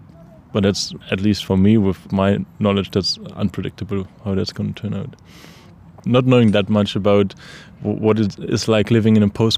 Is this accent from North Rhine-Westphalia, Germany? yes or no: yes; Dortmund, North Rhine-Westphalia, Germany; moved away as an adult; now in Belfast, United Kingdom; I'm from Dortmund in the very west of Germany.